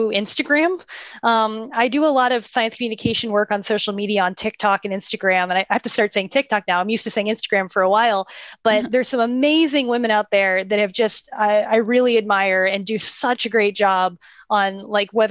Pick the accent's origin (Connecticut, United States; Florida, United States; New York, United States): Florida, United States; Tampa; now in Houston, United States; my hometown, from Tampa, Florida